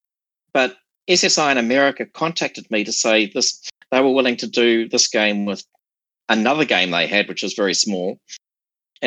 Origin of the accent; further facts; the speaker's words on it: New Zealand; moved away as an adult; now in Sydney, Australia; I came from New Zealand